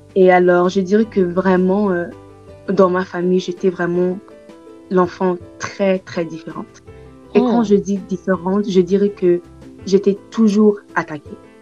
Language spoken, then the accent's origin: French; Tanzania; je suis née en Tanzanie